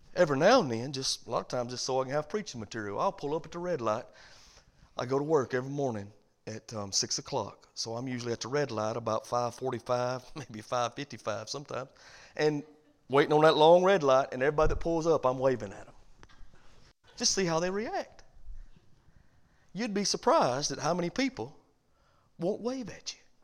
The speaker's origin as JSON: {"language": "English", "region": "the South", "country": "United States", "said": "I'm from the South, and we all wave"}